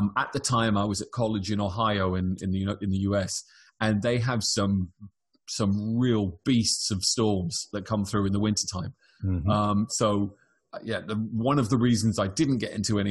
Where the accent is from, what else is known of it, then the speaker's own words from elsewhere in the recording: United Kingdom; moved away as an adult; now in California, United States; I'm British, I've come to America.